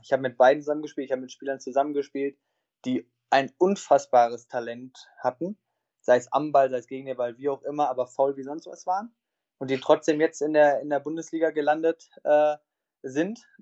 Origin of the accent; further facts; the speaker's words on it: Essen, North Rhine-Westphalia, Germany; Ich bin in Essen geboren, habe dort dann meine ersten Schritte gemacht, bis, bis ich sieben Jahre alt war.